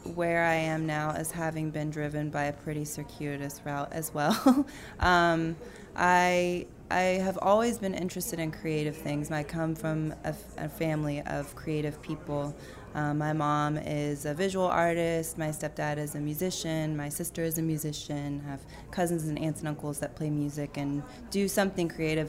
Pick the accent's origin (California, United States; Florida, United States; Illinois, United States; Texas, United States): Texas, United States; Austin; I moved back to my hometown of Austin, Texas